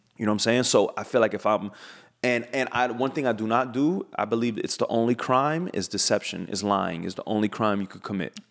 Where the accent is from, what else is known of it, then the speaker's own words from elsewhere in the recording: United States; I'm American